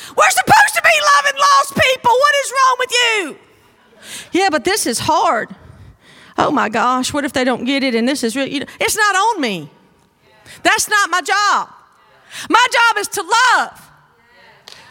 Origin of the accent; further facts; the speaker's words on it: North Mississippi, United States; moved away as an adult; I grew up in North Mississippi. And we grew up on a farm.